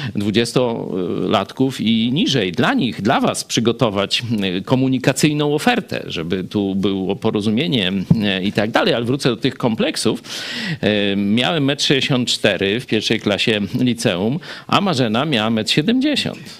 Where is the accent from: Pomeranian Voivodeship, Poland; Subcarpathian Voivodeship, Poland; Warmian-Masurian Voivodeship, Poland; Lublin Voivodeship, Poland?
Lublin Voivodeship, Poland; Kraśnik; ja przyniosłem się z ojcem do tak zwanego Kraśnika Starego na ulicę Kościuszki